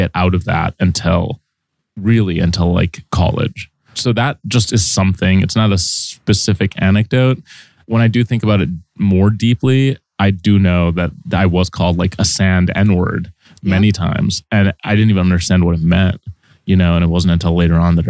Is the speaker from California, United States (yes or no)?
no; Saint Paul, Minnesota, United States; moved away as an adult; now in New York, United States; I grew up in a fairly diverse place, which was St. Paul, Minnesota.